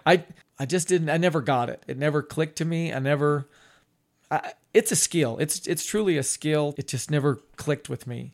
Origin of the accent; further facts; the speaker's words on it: Ogden, Utah, United States; I grew up on Swan Street, which is in between twenty-second and twenty-third